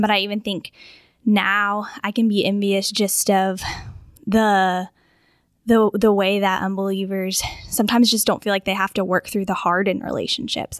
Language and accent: English; Augusta, Georgia, United States; moved away as an adult; also born or lived in Florida; I grew up in Augusta, um, but moved away for a while, lived in Florida, and now, um, I'm back here